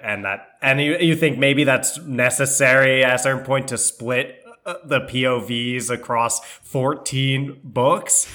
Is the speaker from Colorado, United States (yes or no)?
no; New York, United States; we're from New York